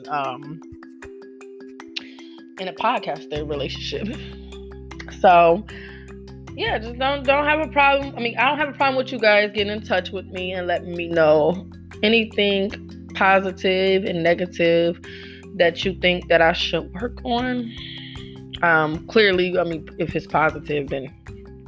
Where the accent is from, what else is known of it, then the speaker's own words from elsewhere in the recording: Buffalo, New York, United States; I'm from Buffalo, New York